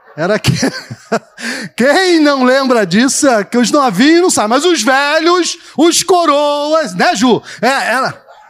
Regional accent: Rio de Janeiro, Brazil; nós somos carioca

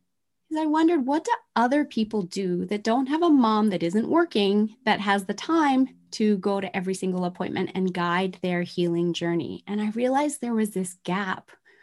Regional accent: Tokyo, Japan; I grew up in Tokyo, Japan in the 1970s, where manufacturing plants were spewing toxins.

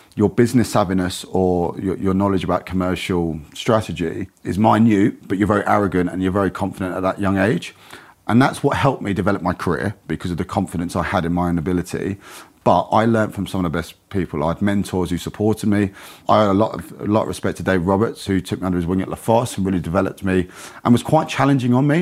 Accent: Kent, South East England, United Kingdom; moved away as an adult; also born or lived in London; I grew up in Kent, moved down to London at nineteen

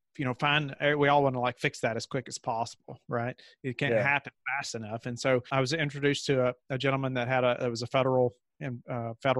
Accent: Kentucky, United States; moved away as an adult; now in Virginia, United States; I grew up in Kentucky. And then we moved to Virginia for this position.

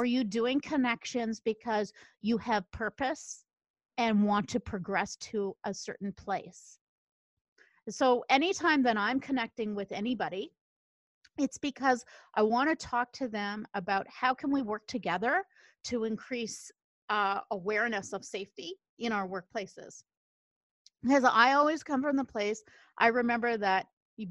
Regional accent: Canada; I'm from Canada

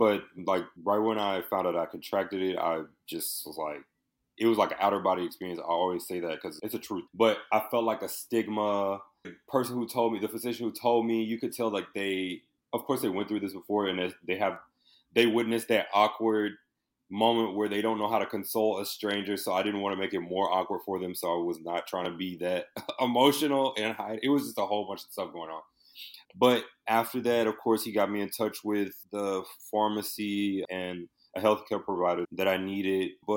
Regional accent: Houston, Texas, United States; moved away as an adult; also born or lived in Indiana; now in Los Angeles, United States; I was born in Houston, Texas, and I was just always a creative, a young child. I went to high school for performing visual arts.

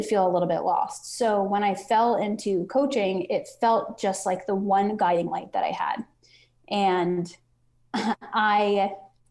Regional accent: Long Island, New York, United States; moved away as an adult; I grew up on Long Island in New York

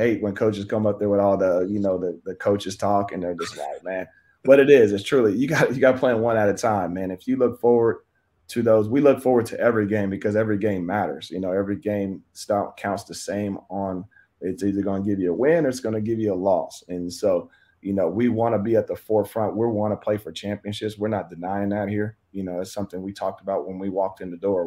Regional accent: Kansas, United States; I'm from Kansas, so I'm supposed to be a Royals fan

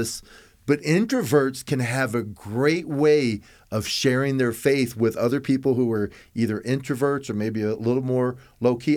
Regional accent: Tampa, Florida, United States; I was raised in Tampa

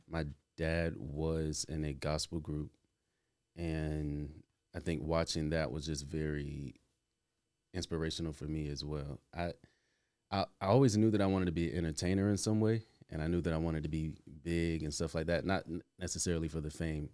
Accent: South Carolina, United States; moved away as an adult; also born or lived in Atlanta; now in New York, United States; I'm originally from South Carolina

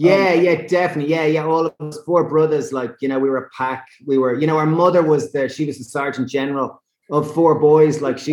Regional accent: Ireland; being Irish

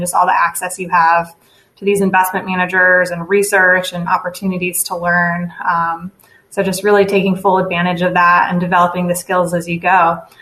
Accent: Chicago suburbs, Illinois, United States; moved away as an adult; now in Indiana, United States; I am from the Chicago suburbs originally. Came to Indiana to go to Butler University for undergrad

